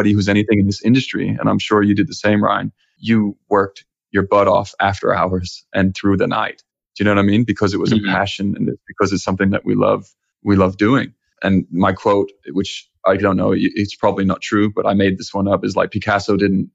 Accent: Copenhagen, Capital Region of Denmark, Denmark; moved away; Originally, I'm from Denmark and Copenhagen

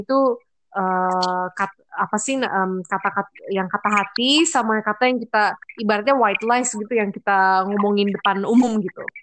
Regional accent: Indonesia; kalau bahasa kita orang Indo muka

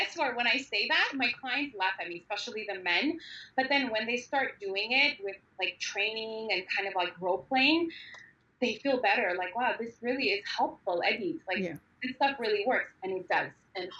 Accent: Armenia; moved away; I was born and raised in Armenia in the worst times possible

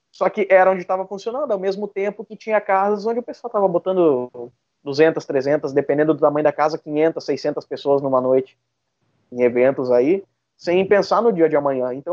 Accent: Sapiranga, Rio Grande do Sul, Brazil; eu sou de Sapiranga

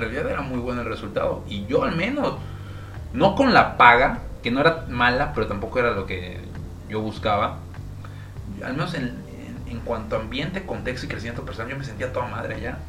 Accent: Villahermosa, Tabasco, Mexico; now in Mérida, Mexico; yo nací en Villahermosa, Tabasco, mi papá igual, mi mamá viene de Veracruz

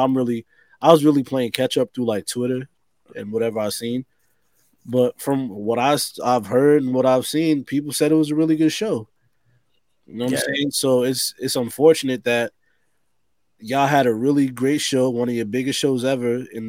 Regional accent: Harlem, New York, United States; I'm from Harlem.

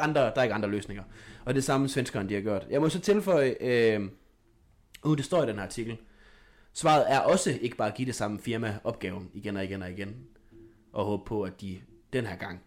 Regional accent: Denmark; som dansker

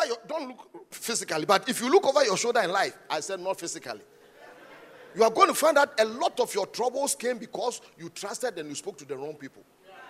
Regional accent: Ghana; I'm a Ghanaian. Thank God I'm a Ghanaian. If I had to die 1,000 times and come, I want to be a Ghanaian. I'm proudly Ghanaian.

